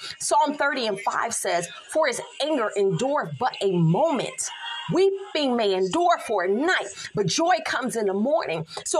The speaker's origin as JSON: {"language": "English", "town": "Philadelphia", "region": "Pennsylvania", "country": "United States", "said": "I'm from Philly. That's all I'm going to say. I'm from Philly. We do things a little differently there."}